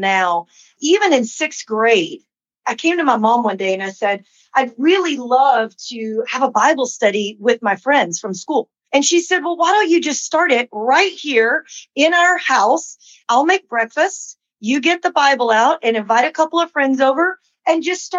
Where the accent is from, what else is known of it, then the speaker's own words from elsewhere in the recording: Lubbock, Texas, United States; also born or lived in New Mexico; now in Dallas, United States; I grew up in Lubbock, Texas, West Texas